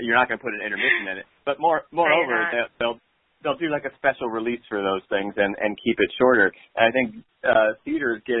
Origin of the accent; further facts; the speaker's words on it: the South, United States; now in New York, United States; when I was a kid growing up in the South